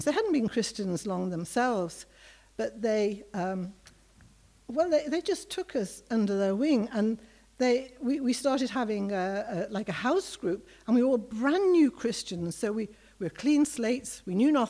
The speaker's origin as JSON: {"language": "English", "town": "Liverpool", "region": "North West England", "country": "United Kingdom", "tie": "born or raised there", "also_born_or_lived": "Johannesburg", "moved": "as an adult", "said": "I grew up in Liverpool, as probably a lot of you know, 60s and 70s."}